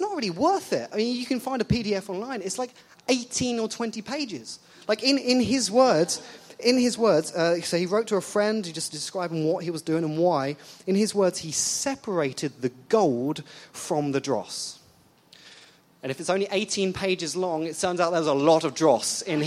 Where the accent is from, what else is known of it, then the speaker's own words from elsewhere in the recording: England, United Kingdom; moved away; I'm English